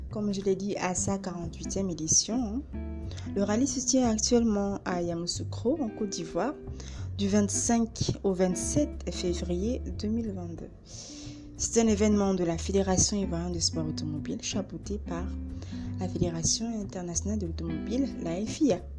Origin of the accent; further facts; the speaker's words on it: Gabon; mon pays d'origine, le Gabon, et pourquoi pas dans d'autres pays.